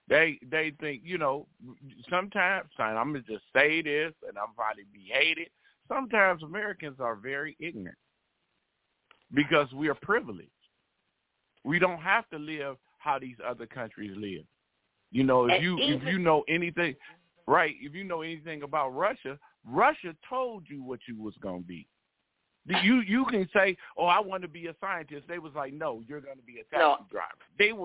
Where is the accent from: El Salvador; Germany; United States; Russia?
El Salvador; I'm from El Salvador. Like, you are not going to be talking about me and my people.